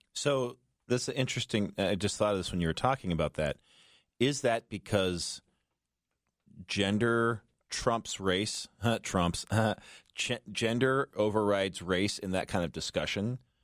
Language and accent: English; Los Angeles, California, United States; moved away; I'm from Los Angeles